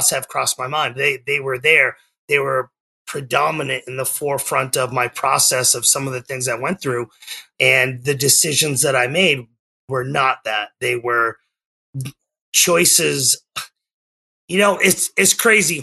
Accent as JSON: {"language": "English", "town": "Methuen", "region": "Massachusetts", "country": "United States", "tie": "born or raised there", "moved": "as an adult", "lives_now": "Oklahoma, United States", "said": "I was born in Methuen, Massachusetts, about 20 minutes north of Boston, and I lived on the New Hampshire-Massachusetts border my entire life"}